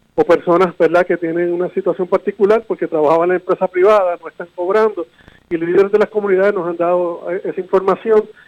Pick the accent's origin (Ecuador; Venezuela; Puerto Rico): Puerto Rico; San Juan; un hijo de la casa, nacido y criado en San Juan